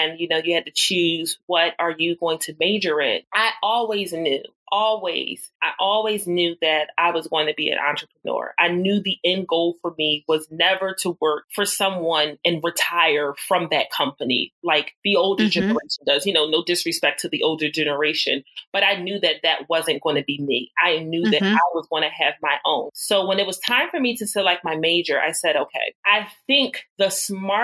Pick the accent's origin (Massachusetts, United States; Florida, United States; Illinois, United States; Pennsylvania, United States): Pennsylvania, United States; Philadelphia; going back to my hometown, Philadelphia, and got a job in healthcare